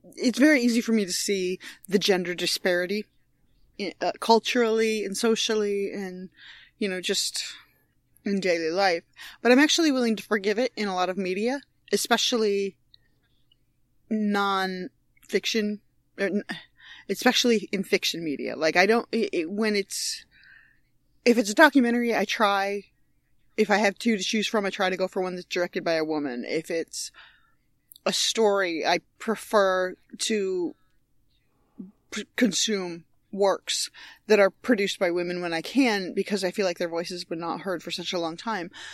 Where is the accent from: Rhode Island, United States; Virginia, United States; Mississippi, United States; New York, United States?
New York, United States; Binghamton; moved away; I grew up in Binghamton, New York